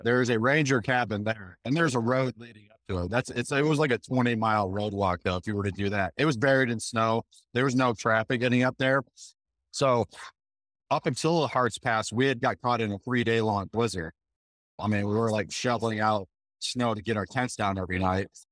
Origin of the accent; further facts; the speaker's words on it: Michigan, United States; also born or lived in Montana / North Carolina / Georgia; now in Colorado, United States; I grew up in Michigan